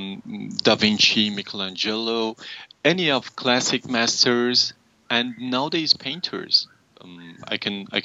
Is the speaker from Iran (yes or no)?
yes; Durud, Lorestan, Iran; also born or lived in Tehran; I was born in Iran, in a small city 5 hours far from Tehran named Durud